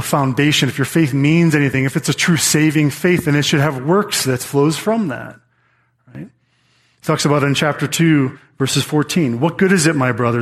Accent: United States; we are American citizens

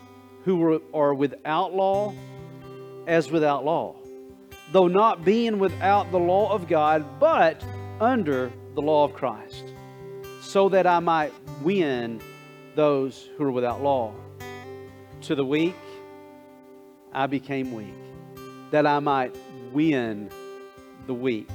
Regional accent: Coldwater, United States; I grew up in Coldwater

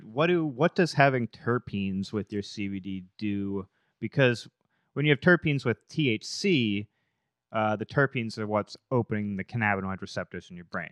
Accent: Massachusetts, United States; I grew up in Mass

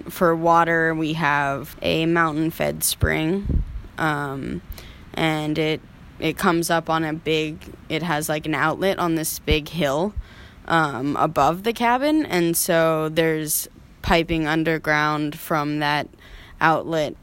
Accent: Alaska, United States; moved away; I was born and raised in Alaska, out in the swamp.

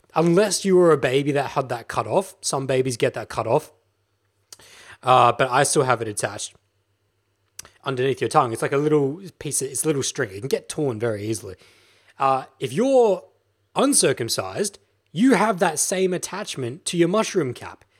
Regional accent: Australia; I'm an Australian guy

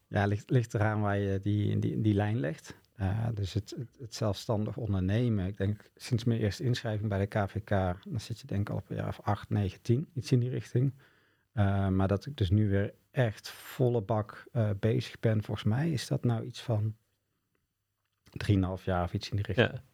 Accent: Boxtel, North Brabant, Netherlands; bij ons in Bokstol woonde eh, Jan Juffermans

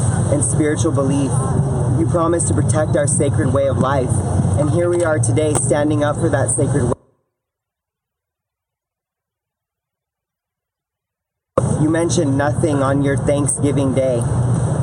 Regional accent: Denver, Colorado, United States; I'm from Denver, Colorado.

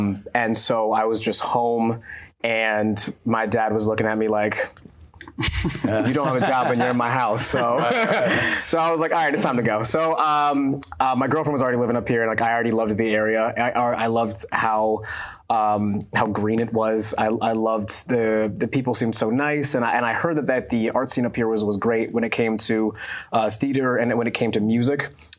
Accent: Trenton, New Jersey, United States; moved away as an adult; now in Portland, United States; Also from Jersey. I'm from Trenton, New Jersey.

